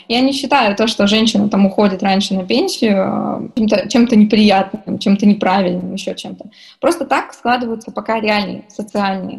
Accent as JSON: {"language": "Russian", "region": "Kurgan Oblast", "country": "Russia", "said": "я сама из Курганской области"}